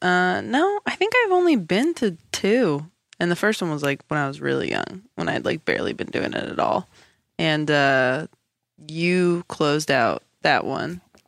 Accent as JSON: {"language": "English", "town": "Temecula", "region": "California", "country": "United States", "tie": "born or raised there", "said": "I grew up in Temecula."}